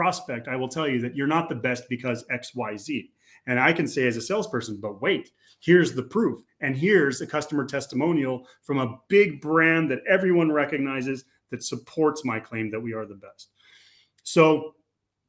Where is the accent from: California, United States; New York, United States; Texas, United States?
California, United States; moved away as an adult; now in Slovakia; I'm a Californian, but I live in Central Europe. I moved here several years ago.